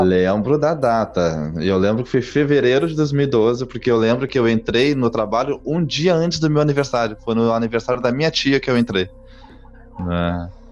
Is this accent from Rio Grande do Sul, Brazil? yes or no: yes; Gaúcho, Rio Grande do Sul, Brazil; Tenho 29 anos, sou gaúcho